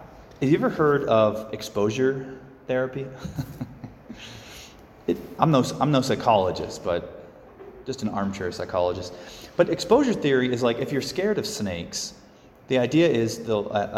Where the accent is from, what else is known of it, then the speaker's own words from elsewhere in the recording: Phoenix, Arizona, United States; Growing up in Phoenix